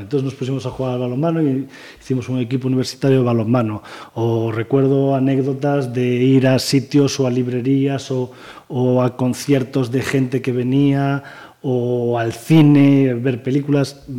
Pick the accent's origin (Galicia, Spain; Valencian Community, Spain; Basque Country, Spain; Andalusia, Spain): Galicia, Spain; Pontevedra; Yo nací en Pontevedra, vivo en Pontevedra, trabajo en Pontevedra y disfruto de Pontevedra